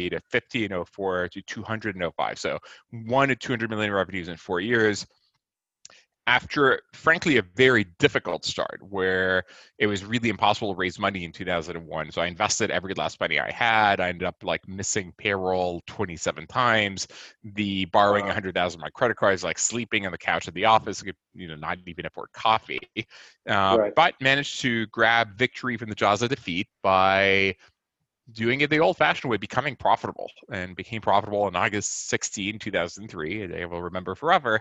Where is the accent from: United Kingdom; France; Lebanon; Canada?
France; Nice, Provence-Alpes-Côte d'Azur; moved away as an adult; now in United States; I'm originally from Nice in France.